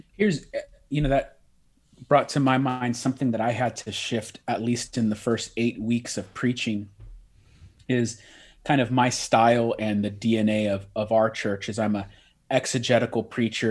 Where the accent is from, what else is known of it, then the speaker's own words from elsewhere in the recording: Bay Area, California, United States; I'm from the Bay Area, California